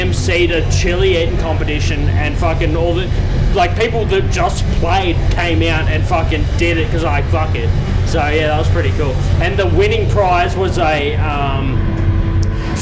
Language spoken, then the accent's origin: English; Canberra, Australian Capital Territory, Australia; I'm from Canberra